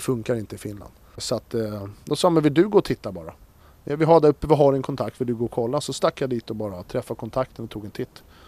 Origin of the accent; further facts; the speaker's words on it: Stockholm, Stockholm County, Sweden; Vi växte upp i, här i Stockholm då, i en liten förort, eller ett så här villaområde